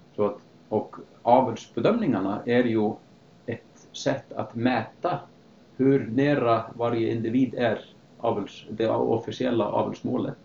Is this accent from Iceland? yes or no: yes; Akureyri, Northeastern Region, Iceland; moved away as an adult; also born or lived in Sweden / Canada / United States; jag är i alla fall född och uppvuxen på Island, på norra Island, en um, liten stad som heter Akureyri